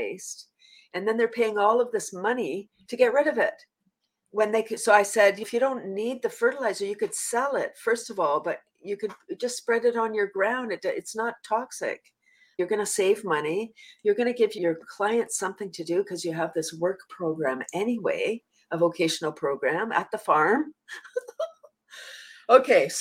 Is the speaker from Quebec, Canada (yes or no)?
no; Toronto, Ontario, Canada; also born or lived in a small town; I'm from Toronto, but I live in a small town now